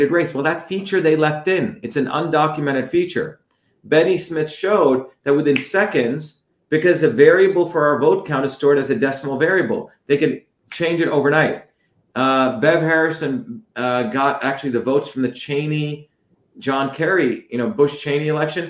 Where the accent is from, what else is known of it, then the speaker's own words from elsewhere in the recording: India; now in United States; I came from India originally.